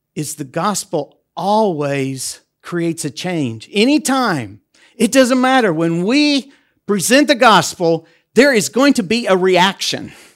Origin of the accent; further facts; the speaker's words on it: United States; moved away as an adult; also born or lived in Europe; now in Debrecen, Hungary; as an American that has worked in Europe for over twenty years